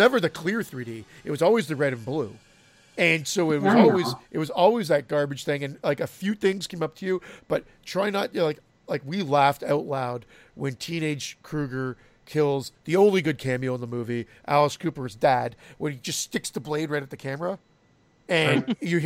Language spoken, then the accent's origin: English; Canada; we're Canadian